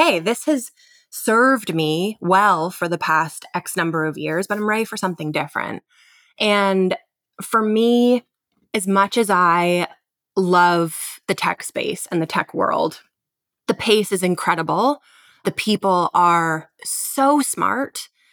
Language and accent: English; London, Ontario, Canada; also born or lived in Kitchener-Waterloo, Ontario; born and raised in London, Ontario, in Canada, moved to Kitchener, Waterloo to go to university